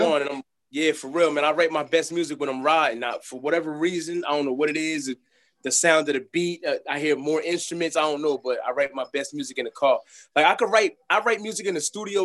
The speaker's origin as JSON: {"language": "English", "town": "Plainfield", "region": "New Jersey", "country": "United States", "said": "I'm from Plainfield, New Jersey"}